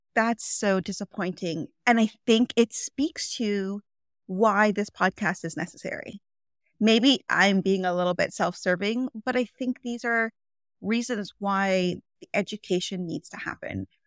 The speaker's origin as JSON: {"language": "English", "town": "Toronto", "region": "Ontario", "country": "Canada", "tie": "born or raised there", "said": "I live in Toronto, Ontario, Canada. I was born and raised here in Canada, and I've lived most of my life in Toronto"}